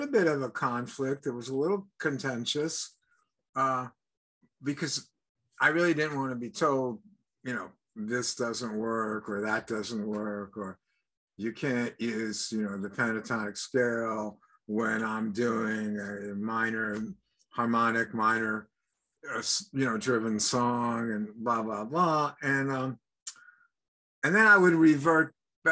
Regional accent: France; moved away; because I was born in Europe. And growing up, I didn't really hear a lot of American music.

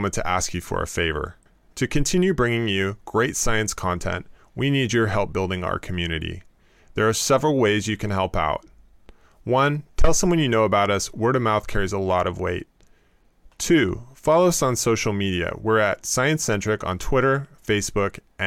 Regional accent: West Coast, United States; I'm from the West Coast

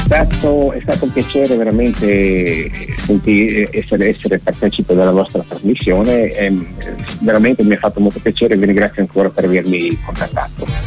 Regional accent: Udine, Friuli-Venezia Giulia, Italy; now in Povoletto, Italy; io abito a Povoletto da parecchi anni, sono nato a Udine, e nell'82

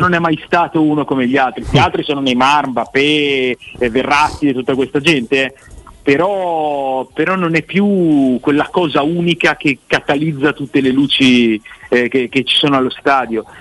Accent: Pavia, Lombardy, Italy; moved away as an adult; now in Milan, Italy; io sono di Pavia, abito a Milano

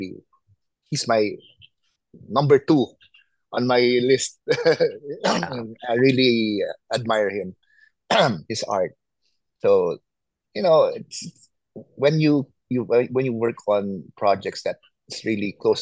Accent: Philippines; I'm from the Philippines

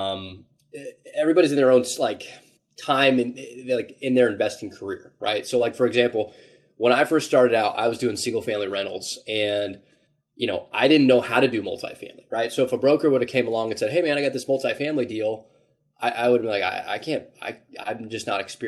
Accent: Indianapolis, Indiana, United States; born and raised in Indianapolis

